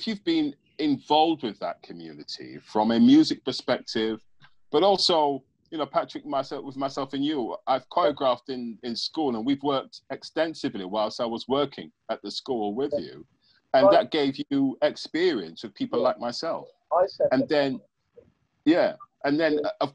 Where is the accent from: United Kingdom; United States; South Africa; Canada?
United Kingdom; England; growing up in England and being English, but having my West Indian heritage